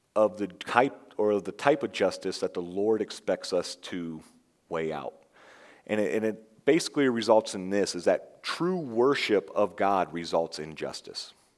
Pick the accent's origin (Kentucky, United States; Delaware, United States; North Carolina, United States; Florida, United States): Florida, United States; I'm from Florida.